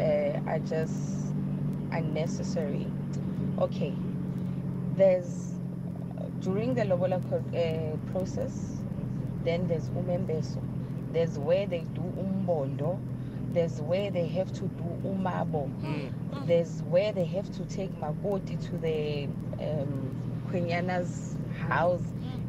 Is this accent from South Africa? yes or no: yes; South Africa; I'm from the Zulu culture and I respect my culture